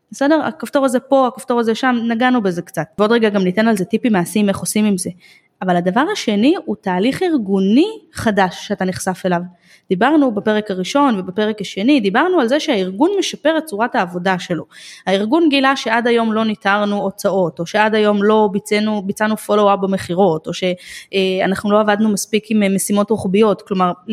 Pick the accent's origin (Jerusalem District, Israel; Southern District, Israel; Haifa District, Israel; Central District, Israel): Jerusalem District, Israel; Jerusalem; אני גדלתי בירושלים בשעתו